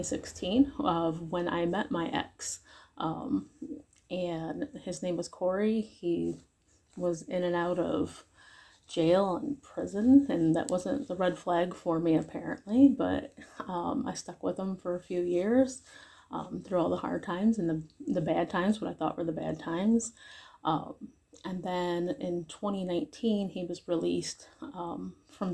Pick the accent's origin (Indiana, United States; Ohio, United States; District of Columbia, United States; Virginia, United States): Ohio, United States; Cleveland; I'm from Northeast Ohio area, around the Cleveland area